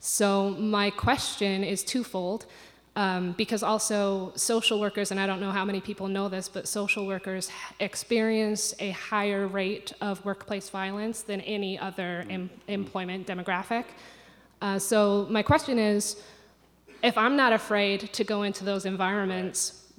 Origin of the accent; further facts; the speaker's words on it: United Kingdom; I'm from Britain, and our police don't have guns.